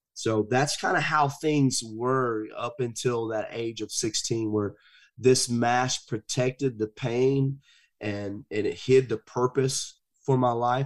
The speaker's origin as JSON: {"language": "English", "region": "the South", "country": "United States", "tie": "born or raised there", "said": "I grew up in the South."}